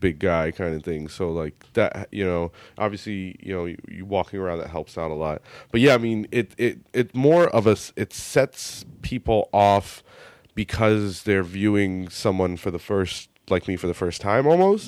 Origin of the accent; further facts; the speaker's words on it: United States; accent: American; my American accent